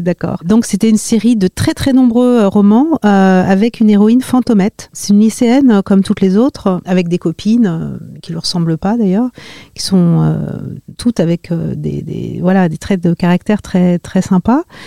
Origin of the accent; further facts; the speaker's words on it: Marly-le-Roi, Île-de-France, France; j'ai grandi euh, en région parisienne, euh, dans les Yvelines, à Marly-le-Roi